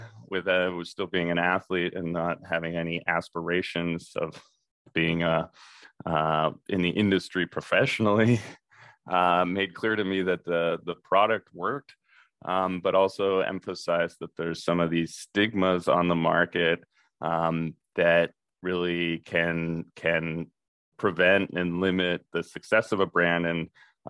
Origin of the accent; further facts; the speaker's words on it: Park City, Utah, United States; I used to come from a racing background growing up in Park City, Utah